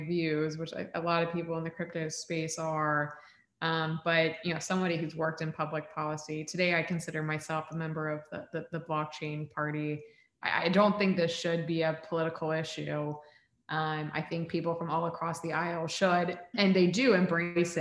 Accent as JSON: {"language": "English", "region": "Central Florida", "country": "United States", "tie": "born or raised there", "also_born_or_lived": "Texas", "said": "I was born in Texas, but raised in Florida. And my entire family, all my community, everybody I'd ever known was from Central Florida"}